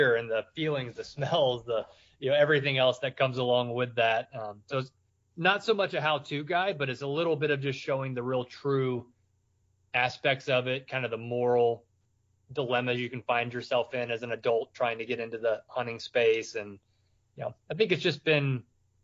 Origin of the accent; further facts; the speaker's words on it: South Carolina, United States; moved away as an adult; also born or lived in Russia / Kyrgyzstan / Vienna / Saudi Arabia; I grew up in South Carolina